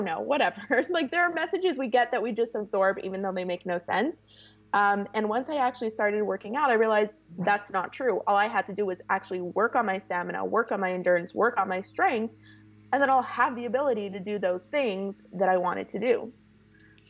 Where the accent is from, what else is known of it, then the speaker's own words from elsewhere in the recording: Toronto, Ontario, Canada; moved away as an adult; now in California, United States; born and raised in Toronto, I grew up in a yeshivish community.